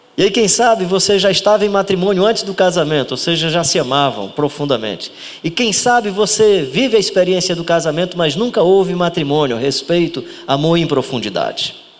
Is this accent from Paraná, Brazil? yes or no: no; Ceará, Brazil; como bom cearense